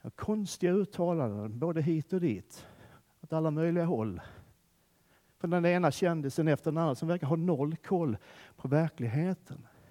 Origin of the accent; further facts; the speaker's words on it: Skåne, Sweden; moved away; Där jag kommer ifrån så har vi ingen vinter alls. Finns inte. Man, man lär sig inte i skolan i Skåne vad vinter är ens.